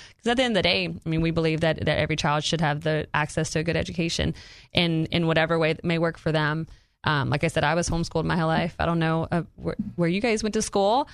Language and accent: English; Louisiana, United States; moved away as an adult; now in Arkansas, United States; it's my home state